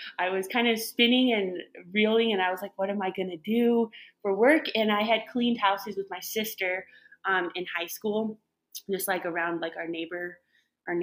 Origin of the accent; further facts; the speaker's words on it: Masonville, Colorado, United States; I grew up in a little town called Masonville, which is west of Loveland and Fort Collins area